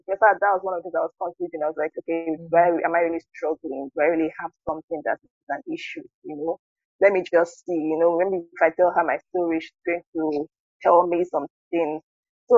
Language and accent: English; Delta, Nigeria; I'm from Delta State, and I'm currently living in Nigeria